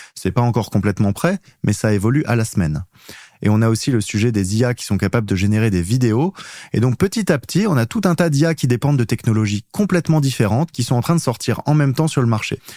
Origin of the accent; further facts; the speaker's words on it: Auxerre, Bourgogne-Franche-Comté, France; je suis pas très loin, je suis d'Auxerre.